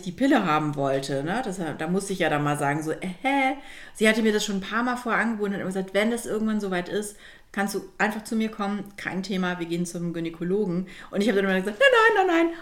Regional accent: Germany; also born or lived in Milan, Italy; als Deutsche im, in Mailand

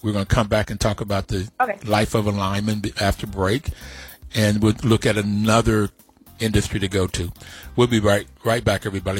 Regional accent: Bluefield, West Virginia, United States; I grew up in Bluefield, West Virginia. I grew up in West Virginia, and all of West Virginia is Appalachia.

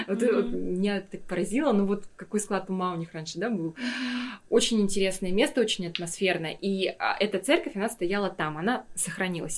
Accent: Yakutia, Sakha Republic, Russia; moved away as an adult; also born or lived in Moscow / Stockholm; Я всегда говорила, я из Якутии

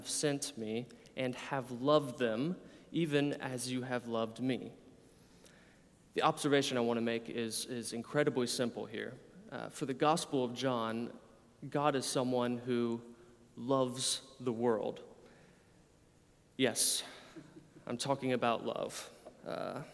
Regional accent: United States; I'm an American from your accent. In my own American context

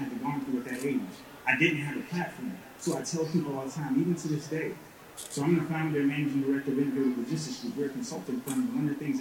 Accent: South Carolina, United States; I'm from Alpena, South Carolina.

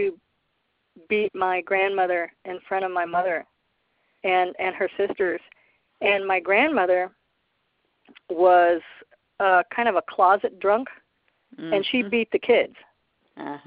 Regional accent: Midwest, United States; I was raised in the Midwest by a very low-income family of addicts

